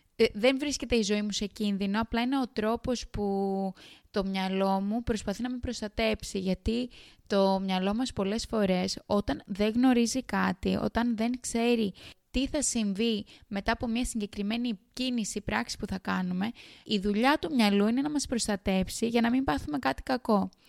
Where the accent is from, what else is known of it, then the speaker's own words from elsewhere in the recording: Kos, South Aegean, Greece; moved away as an adult; now in Sydney, Australia; κατάγομαι από την ΚΟ, ένα πολύ όμορφο νησί στα Δωδεκάνησα